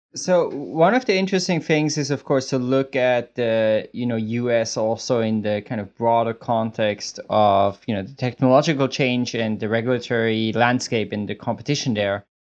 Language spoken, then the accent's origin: English; Switzerland; I'm from Switzerland, and I actually am at, in Switzerland at the moment